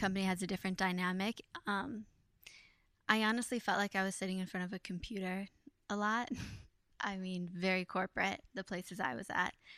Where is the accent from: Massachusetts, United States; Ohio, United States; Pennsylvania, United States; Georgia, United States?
Ohio, United States; now in New York, United States; I like growing up in Ohio because it wasn't so busy